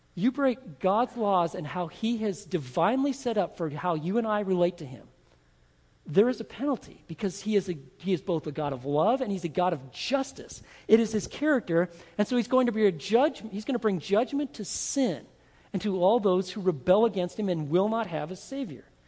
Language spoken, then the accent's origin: English; Texas, United States; I'm from Texas, and if I'm a Texas Christian believer